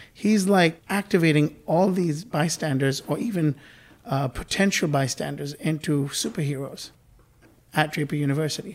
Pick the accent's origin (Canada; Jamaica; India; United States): India; moved away; I was born in India and I grew up there uh, for a bit of my life.